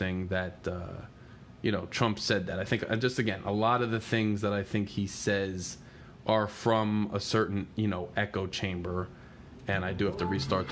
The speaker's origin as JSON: {"language": "English", "region": "New Jersey", "country": "United States", "said": "I'm from Jersey. I'm from the Northeast"}